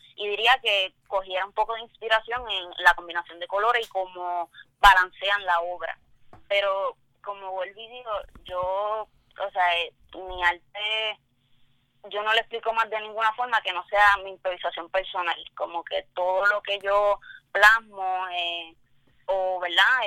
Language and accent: Spanish; Toa Baja, Puerto Rico; soy del área de Tua Baja